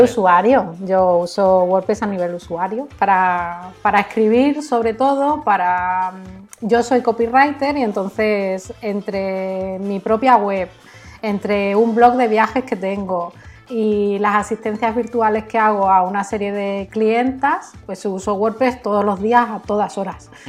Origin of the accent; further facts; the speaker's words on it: Canary Islands, Spain; also born or lived in Algeciras; yo nací en Canarias de familia andaluza y mi familia casi toda vive en Algeciras